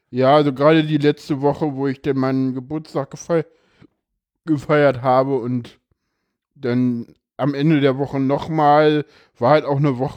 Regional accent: East Germany, Germany; ja, ich bin Ossi, ich darf das.

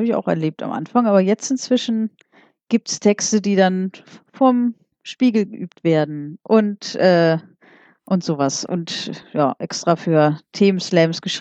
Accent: Wiesbaden, Hesse, Germany; organisiere ich hier in Wiesbaden, ich komme aus Wiesbaden, hallo, ja.

